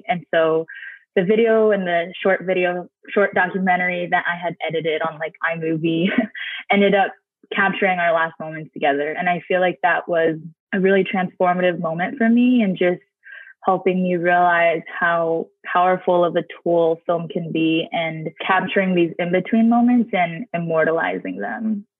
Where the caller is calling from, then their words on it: Albany, New York, United States; So I'm calling in from Albany, New York, which is the indigenous land of the Mohican and Haudenosaunee people.